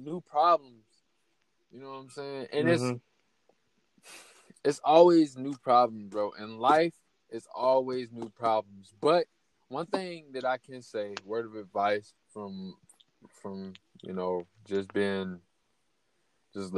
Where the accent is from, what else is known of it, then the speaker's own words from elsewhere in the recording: United States; we American